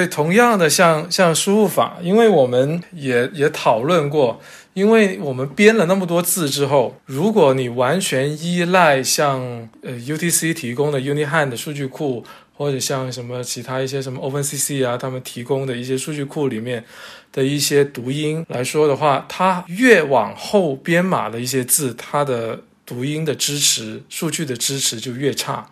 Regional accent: Zhanjiang, Guangdong, China; 包括我老家湛江

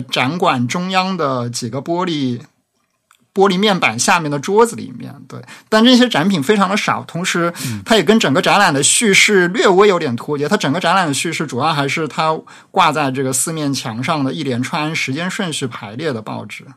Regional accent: Jiaxing, Zhejiang, China; accent: Jiaxing dialect; 我念的这个嘉兴方言会比较像上海的所谓的松江方言

